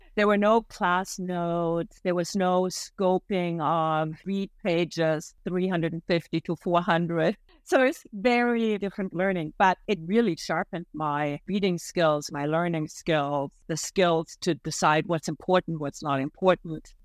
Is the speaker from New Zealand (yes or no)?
no; Germany; moved away as an adult; now in Canada; One of the family traditions that I really have missed is that in the area I grew up in May would be the time for white asparagus